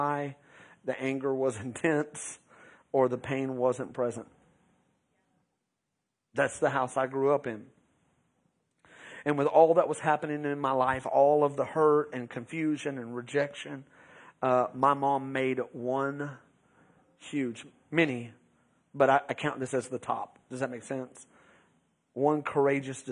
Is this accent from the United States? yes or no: yes; Beeville, Texas, United States; also born or lived in Round Rock, Texas; We moved from Round Rock, Texas, to Beeville